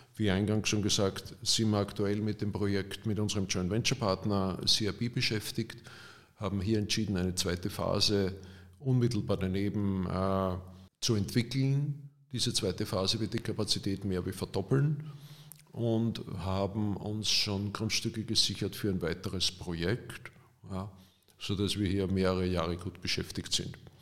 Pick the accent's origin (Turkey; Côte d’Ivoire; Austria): Austria; als Österreicher